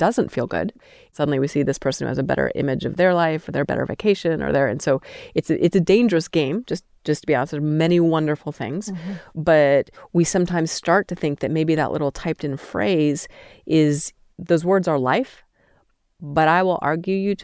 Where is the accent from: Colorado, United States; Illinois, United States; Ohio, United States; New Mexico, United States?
Colorado, United States; Steamboat Springs; moved away as an adult; now in Utah, United States; I grew up in Steamboat Springs